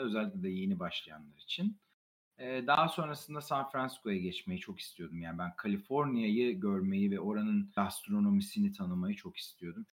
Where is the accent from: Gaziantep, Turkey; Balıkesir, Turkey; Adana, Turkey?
Gaziantep, Turkey; moved away as an adult; also born or lived in United States; Zaten doğma büyüme Gaziantep'liyim